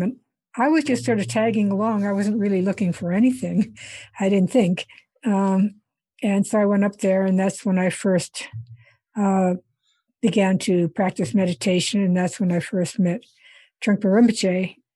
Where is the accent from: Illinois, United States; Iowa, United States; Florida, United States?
Iowa, United States; moved away as an adult; also born or lived in India; I grew up in Iowa